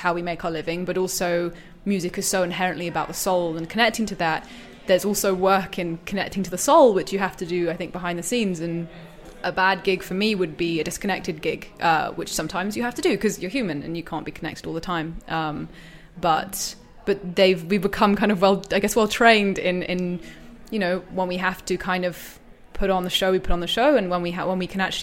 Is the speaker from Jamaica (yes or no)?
no; Wiltshire, South West England, United Kingdom; now in London, United Kingdom; I'm from Wiltshire in England, but I live in London for the past few